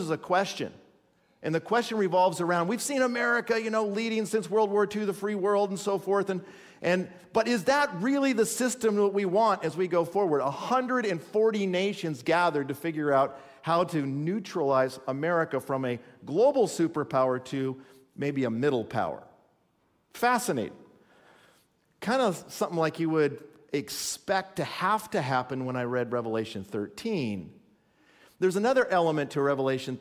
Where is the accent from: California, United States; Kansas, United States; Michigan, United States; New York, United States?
California, United States; now in Minnesota, United States; I was born in California